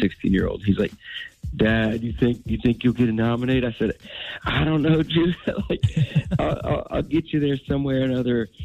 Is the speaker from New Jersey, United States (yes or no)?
no; Nashville, Tennessee, United States; Nashville, my hometown